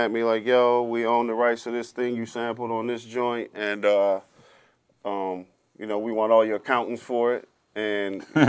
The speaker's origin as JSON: {"language": "English", "town": "Grand Rapids", "region": "Michigan", "country": "United States", "tie": "born or raised there", "said": "Growing up in G Rapids, it's a little different, man. Detroit and G Rap is like, it's like two different worlds. Grand Rapids is kind of West Michigan"}